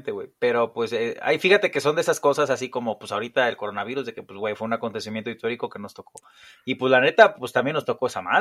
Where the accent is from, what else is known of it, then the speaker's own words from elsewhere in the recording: Mexico; Bueno, los que somos de México